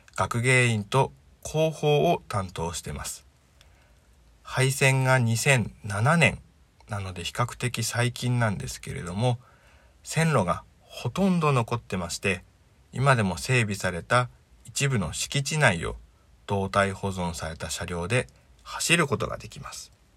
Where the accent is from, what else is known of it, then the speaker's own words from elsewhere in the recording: Miyagi, Japan; also born or lived in Sendai / Kurihara; 生まれも育ちも宮城県